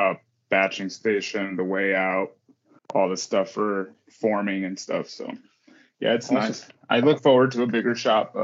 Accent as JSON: {"language": "English", "town": "Fort Wayne", "region": "Indiana", "country": "United States", "said": "Fort Wayne, Indiana. I'm from Indiana, okay. Northeast Indiana."}